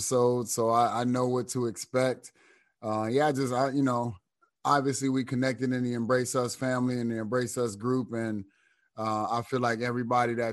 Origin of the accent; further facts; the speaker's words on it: Cleveland, Ohio, United States; moved away as an adult; also born or lived in Terre Haute, Indiana; I'm born and raised in Cleveland